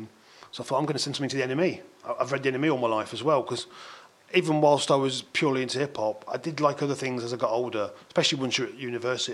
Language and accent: English; Bingham, East Midlands, United Kingdom; also born or lived in Leeds; the town I grew up in Bingham, was, like I said, a little market town